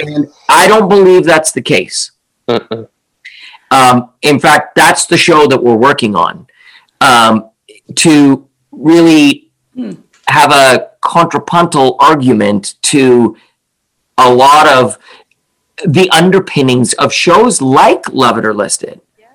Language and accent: English; Canada; also born or lived in Lions Bay / East Vancouver; now in Vancouver, Canada; I'm Canadian